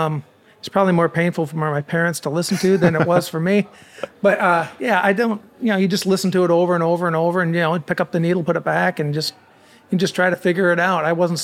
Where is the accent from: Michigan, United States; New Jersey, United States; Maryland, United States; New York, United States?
Michigan, United States; Alpena; I'm from Alpena, Michigan.